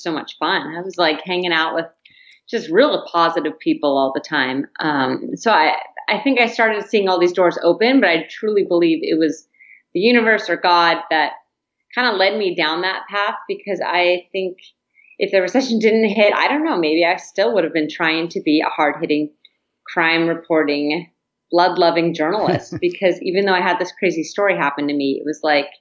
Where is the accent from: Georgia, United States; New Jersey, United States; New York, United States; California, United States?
California, United States; San Diego; moved away as an adult; also born or lived in Nashville, Tennessee / Greenville, Mississippi / Bend, Oregon; my hometown of San Diego.